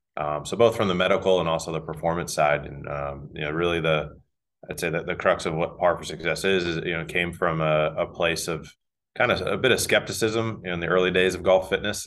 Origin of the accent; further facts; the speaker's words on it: Northeast, United States; moved away as an adult; now in North Carolina, United States; I'm from the Northeast